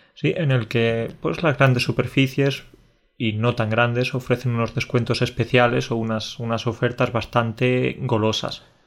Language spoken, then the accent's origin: Spanish; Spain; un español habla inglés, lo cierto es que tenemos ese, ese acento así especial